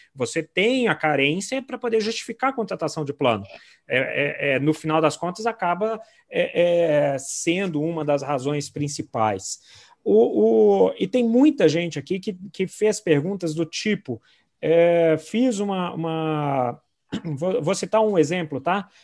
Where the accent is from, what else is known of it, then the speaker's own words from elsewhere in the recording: Brasília, Federal District, Brazil; now in Belo Horizonte, Brazil; eu sou de Brasília, mas moro em BH já tem anos, então sou, sou mineirinho total